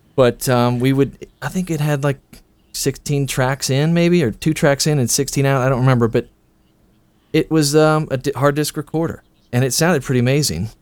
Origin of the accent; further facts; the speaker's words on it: Bloomington, Illinois, United States; moved away as an adult; also born or lived in New York; now in Chicago, United States; I grew up in Bloomington, Illinois